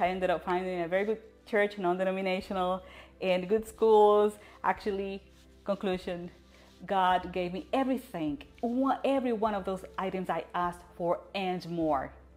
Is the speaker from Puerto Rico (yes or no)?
yes; Puerto Rico; I was born in Puerto Rico